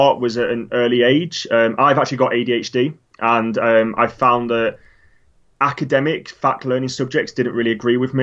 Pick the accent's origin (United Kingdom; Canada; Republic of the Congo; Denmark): United Kingdom; Lake District, North West England; now in London, United Kingdom; Growing up in the Lake District